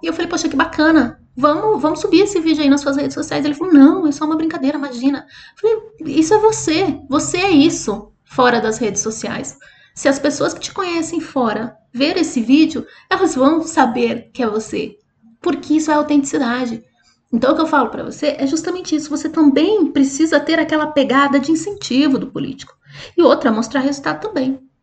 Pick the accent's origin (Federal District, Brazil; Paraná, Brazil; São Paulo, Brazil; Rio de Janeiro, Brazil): Paraná, Brazil; Curitiba; eu sou de Curitiba.